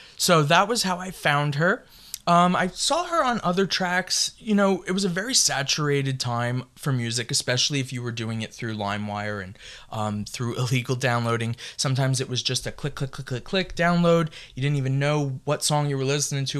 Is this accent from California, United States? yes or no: no; New York, United States; I am from New York